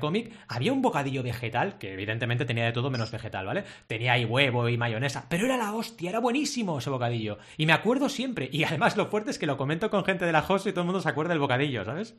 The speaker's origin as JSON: {"language": "Spanish", "region": "Catalonia", "country": "Spain", "said": "decimos en Cataluña"}